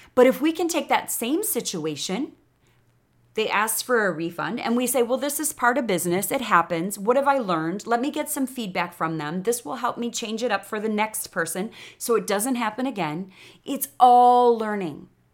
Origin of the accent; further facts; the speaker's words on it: Chicago, Illinois, United States; accent: Chicago; moved away as an adult; now in Austin, United States; I was raised in Chicago